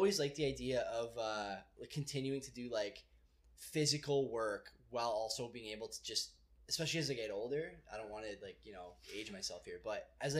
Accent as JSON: {"language": "English", "town": "Hamilton", "region": "Ontario", "country": "Canada", "said": "since we're from Hamilton, Dundas"}